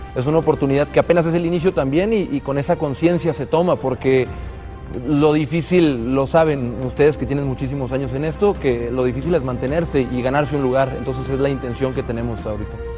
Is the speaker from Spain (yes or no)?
no; Culiacán, Sinaloa, Mexico; now in Guadalajara, Mexico; Nací en Culiacán, pero vivo en Guadalajara